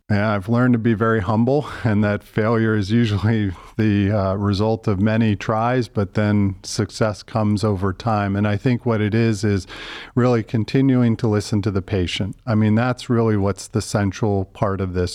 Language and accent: English; Philadelphia, Pennsylvania, United States; moved away as an adult; also born or lived in Pittsburgh / Boston; now in Cleveland, United States; Grew up in Philadelphia